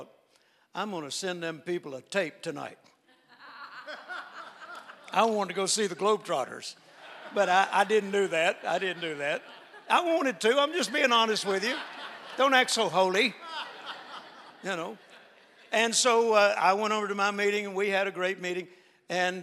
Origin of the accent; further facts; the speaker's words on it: Shreveport, Louisiana, United States; Shreveport, my hometown